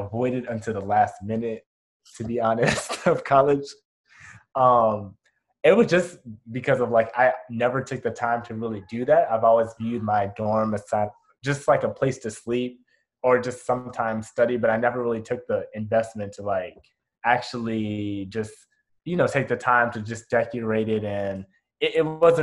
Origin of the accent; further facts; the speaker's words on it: Chicago, Illinois, United States; moved away; I'm from Chicago